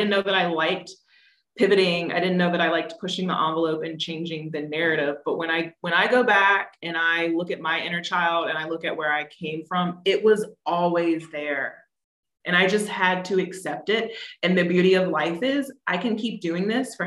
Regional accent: East Coast, United States; I grew up on the East Coast

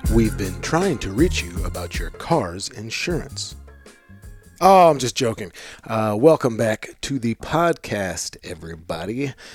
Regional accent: St. Louis, Missouri, United States; I grew up in Saint Louis

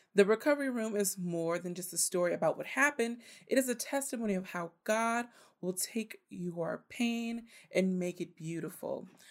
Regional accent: Richmond, United States; my hometown, the city of Richmond

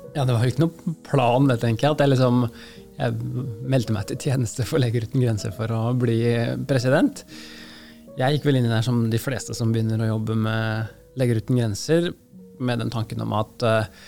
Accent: Norway; Som norske leger

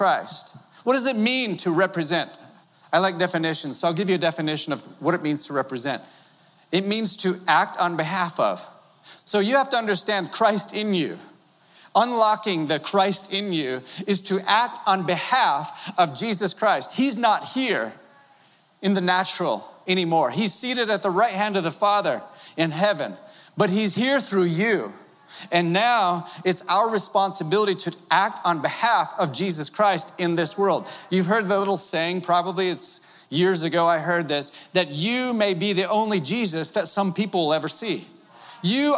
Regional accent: Wisconsin, United States; moved away; I was born in Wisconsin

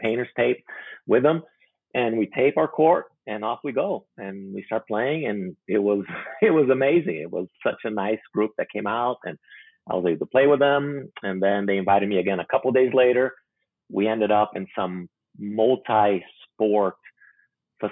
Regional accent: Brazil; moved away; also born or lived in Macau; I speak Portuguese because I'm originally from Brazil.

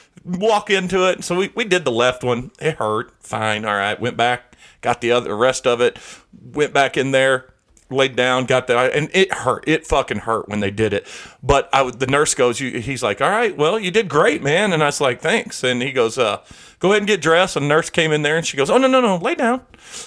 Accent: Charleston, United States; a couple times in my life growing up in Charleston, I got stabbed.

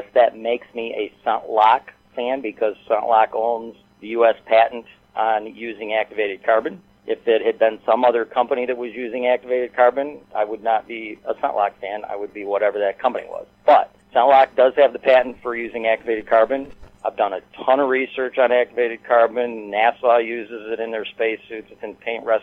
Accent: Michigan, United States; I'm from Michigan

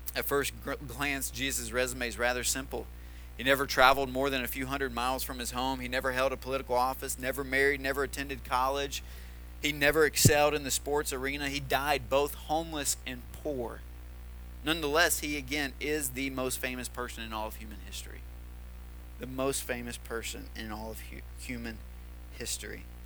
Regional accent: Tennessee, United States; moved away; the town that I grew up in in Tennessee

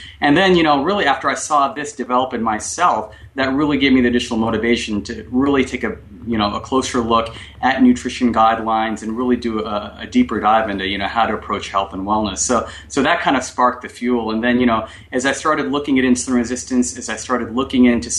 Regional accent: Kolkata, West Bengal, India; moved away; when I grew up in Calcutta

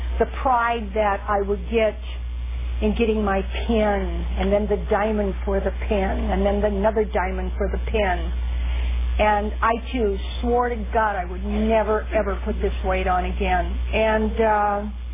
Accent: Midwest, United States; now in California, United States; I'm from the Midwest

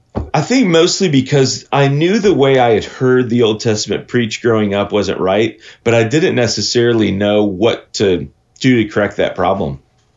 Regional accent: Terre Haute, Indiana, United States; born there; also born or lived in Michigan / Minnesota / Wisconsin; I was born in Terre Haute, Indiana, but then my family moved all throughout the Midwest when I was growing up. So we lived in Michigan, Minnesota, Indiana for a second time, then Wisconsin for about 15 years.

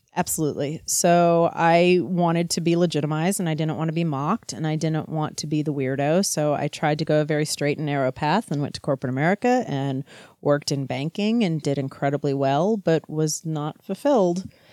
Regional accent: Louisiana, United States; moved away; also born or lived in Texas / Chicago; I was growing up in Louisiana

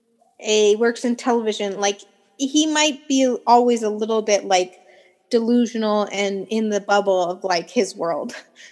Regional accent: California, United States; I'm Californian. Natalie and I are both Californian.

